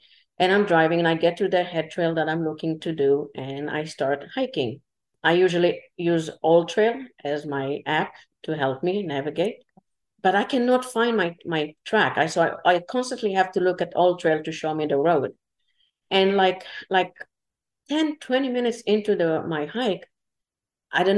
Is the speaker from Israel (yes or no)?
yes; Israel; English is a second language; moved away; originally I'm from Israel